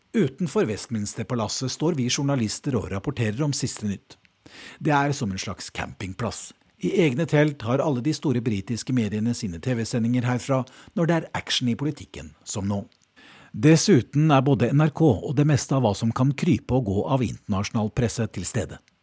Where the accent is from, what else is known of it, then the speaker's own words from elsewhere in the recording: Norway; moved away as an adult; now in London, United Kingdom; Som nordmann